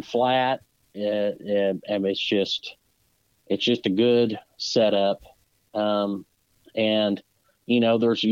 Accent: Southern Indiana, United States; I'm from Southern Indiana

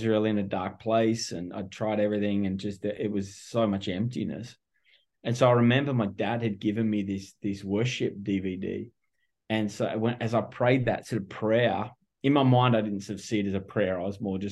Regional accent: Melbourne, Victoria, Australia; moved away as an adult; also born or lived in California; now in Orange County, United States; my accent gives me away pretty quick. I'm not local. I'm originally from Melbourne, Australia.

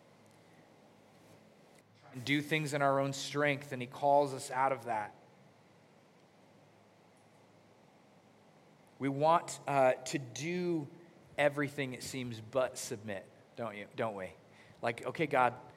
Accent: United States; growing up in America

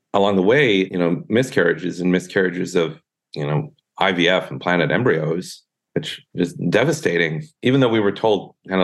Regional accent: southern Minnesota, United States; now in California, United States; I'm from southern Minnesota

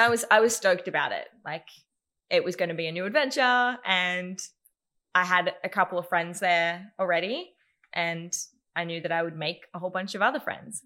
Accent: Newcastle, New South Wales, Australia; I grew up in Newcastle, born and raised in Newey, and loved it

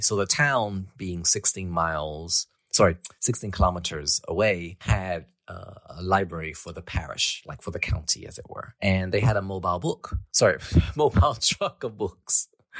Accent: Louisiana, United States; moved away; I grew up on a very small farm in rural Louisiana. And when I say rural, I mean, it was very rural. It was far from any kind of city, any kind of museum, from McDonald's, from a cinema, from whatever.

